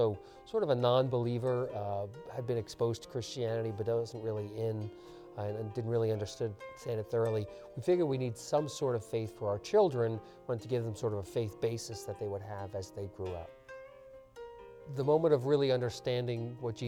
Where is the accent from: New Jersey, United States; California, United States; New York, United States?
New York, United States; Long Island; I was born and raised on Long Island